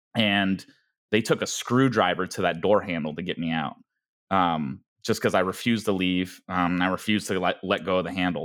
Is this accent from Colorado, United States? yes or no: yes; Denver, Colorado, United States; also born or lived in Gwangju, South Korea; growing up in Denver, Colorado